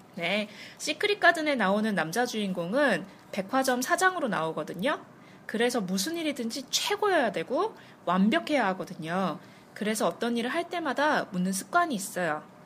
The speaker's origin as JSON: {"language": "Korean", "country": "South Korea", "said": "저 한국 사람이거든요"}